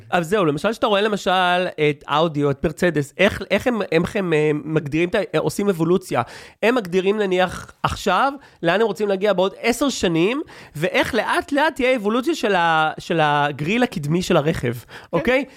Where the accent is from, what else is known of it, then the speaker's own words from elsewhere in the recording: Israel; אני ישראלי